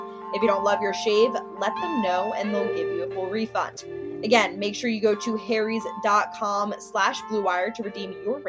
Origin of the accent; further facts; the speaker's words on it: Philadelphia, Pennsylvania, United States; moved away; also born or lived in Ohio; growing up in Philadelphia, it's a professional sports town